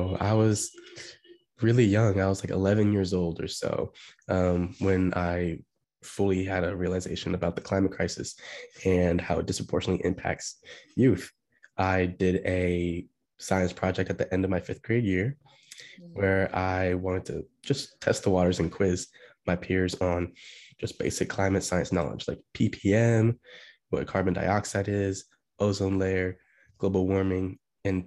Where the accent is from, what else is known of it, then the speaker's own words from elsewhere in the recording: Beaverton, Oregon, United States; moved away as an adult; now in Washington, D.C., United States; I'm from Portland, Oregon, or more specifically Beaverton, Oregon